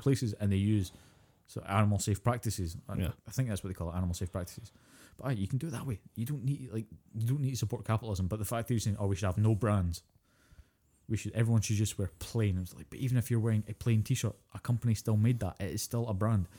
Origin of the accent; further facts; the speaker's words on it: Scotland, United Kingdom; I'm Scottish.